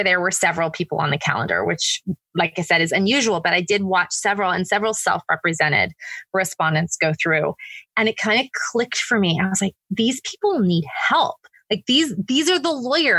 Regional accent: California, United States; moved away as an adult; also born or lived in Oregon / Connecticut / New York / New Jersey; now in Georgia, United States; I was born and raised in California. That's, you know, by far my home state

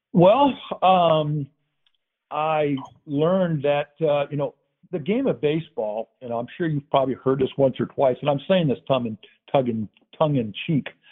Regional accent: San Diego, California, United States; I'm from Southern California. Just different different places where we grew up.

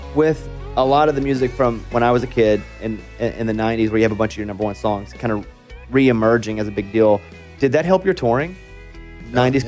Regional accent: Arkansas, United States; I'm from Arkansas

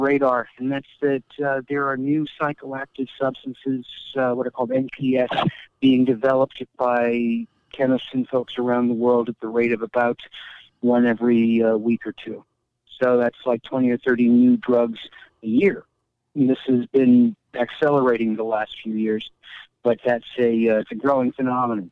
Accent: Iowa, United States; now in Portland, United States; I grew up in Iowa

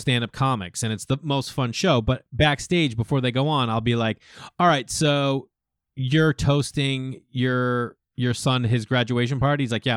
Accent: Massachusetts, United States; moved away as an adult; also born or lived in New York; growing up in Massachusetts

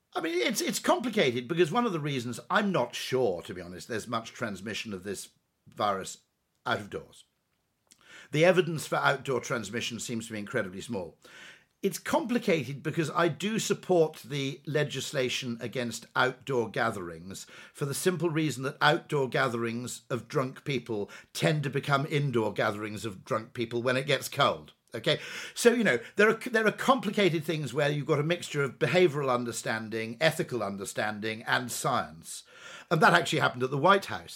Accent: United Kingdom; as a Brit

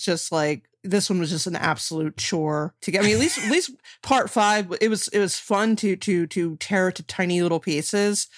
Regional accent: New Jersey, United States; I'm from New Jersey

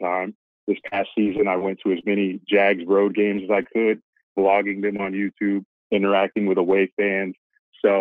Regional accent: Florida, United States; also born or lived in Pennsylvania / Boca Raton, Florida; I've been in Florida my entire life, pretty much. Moved here from Pennsylvania when I was 3

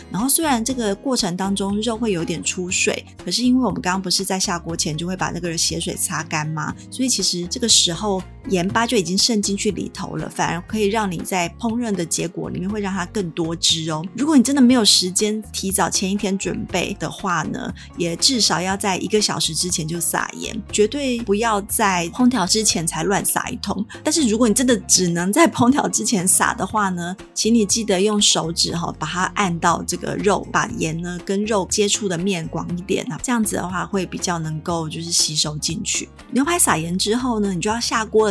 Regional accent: Taiwan; 我们台湾

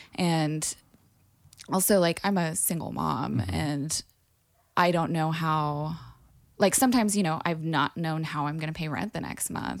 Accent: Burbank, California, United States; I grew up partially in the Burbank, LA area

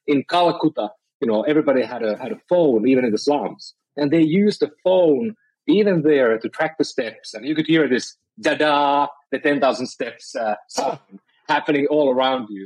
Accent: Finland; moved away as an adult; now in San Francisco, United States; I'm from Finland originally, and I've been I've been living around the world

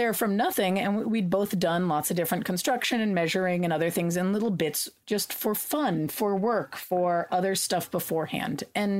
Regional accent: California, United States; during one of the droughts I grew up in California, we had water rationing

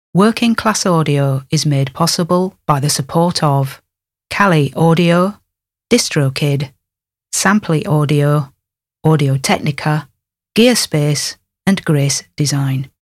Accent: Panama; moved away as an adult; now in Fairport, United States; I grew up in Panama, in Central America

